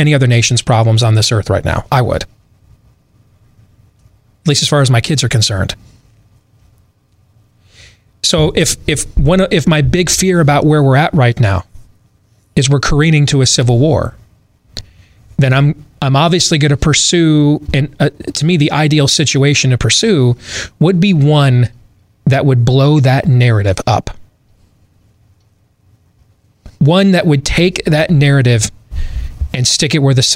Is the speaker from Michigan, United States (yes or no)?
yes; Michigan, United States; I grew up in Michigan.